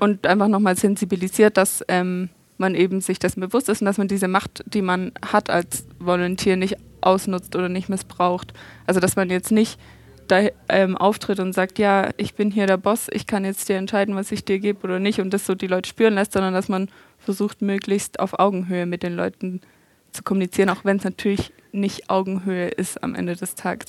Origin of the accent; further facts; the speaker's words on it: Stuttgart, Baden-Württemberg, Germany; ich komme ja aus Stuttgart